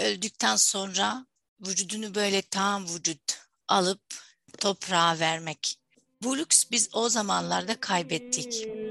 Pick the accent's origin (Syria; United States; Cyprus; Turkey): Syria; first language Arabic; Turkish is a second language; moved away; Diğer tarafta Suriyeliyim